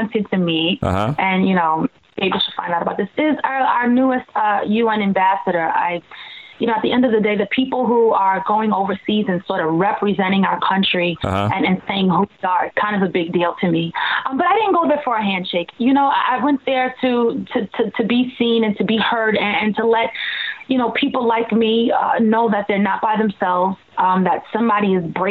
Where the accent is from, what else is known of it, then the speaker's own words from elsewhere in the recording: Long Island, New York, United States; I'm from Long Island